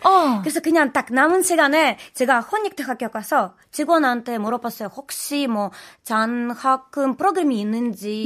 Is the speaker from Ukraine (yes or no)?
yes; Ukraine; Korean is a second language; moved away as an adult; also born or lived in Daegu, South Korea; now in South Korea; 저는 우크라이나에서 온 미술하는 …입니다